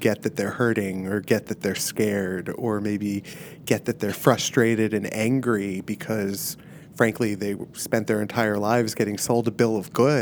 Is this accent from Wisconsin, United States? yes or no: no; Miami, Florida, United States; moved away; left a party scene in Miami